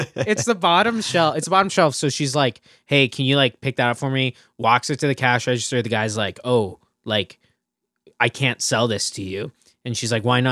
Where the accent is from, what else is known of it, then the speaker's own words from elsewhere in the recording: Burlington, Ontario, Canada; I'm from Burlington, right? Burlington's got, like, more L C B Os than they know what to do with.